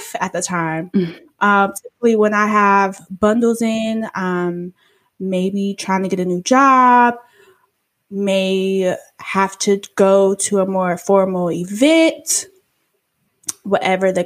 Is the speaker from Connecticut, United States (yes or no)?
no; Killeen, Texas, United States; also born or lived in Austin, Texas; I grew up in Killeen. I changed schools middle of the year, and I moved back to Austin, which is where part of my family is from. I was born there